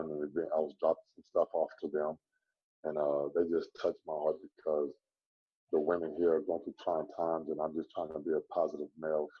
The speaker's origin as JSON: {"language": "English", "region": "Texas", "country": "United States", "also_born_or_lived": "Phoenix / Memphis", "moved": "yes", "lives_now": "Orlando, United States", "said": "I'm from Texas"}